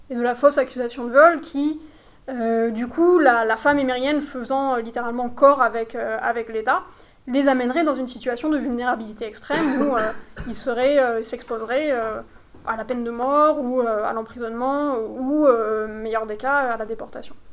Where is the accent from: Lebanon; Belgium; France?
France; now in United Arab Emirates; nous, notre sociabilité en tant que Français, euh, elle est, euh, voilà, c'est une sociabilité de couple